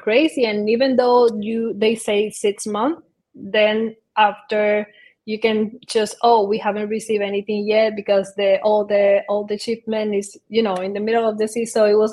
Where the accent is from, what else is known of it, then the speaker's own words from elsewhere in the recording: Dominican Republic; moved away as an adult; also born or lived in Barcelona; I'm originally from Dominican Republic, and I study architectural there